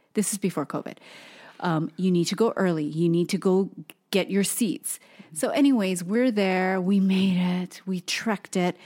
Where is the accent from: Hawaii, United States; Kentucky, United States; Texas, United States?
Hawaii, United States; moved away; being born and raised in Hawaii, everything is about food